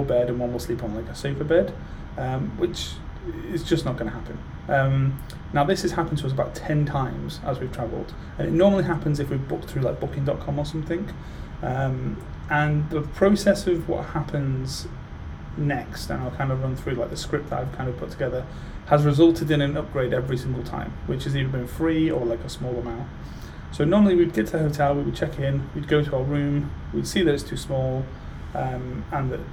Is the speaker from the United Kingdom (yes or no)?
yes; United Kingdom; being British